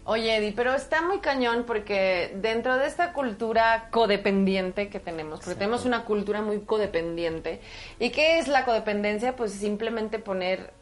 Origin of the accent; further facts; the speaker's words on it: Chihuahua, Mexico; yo vengo de Chihuahua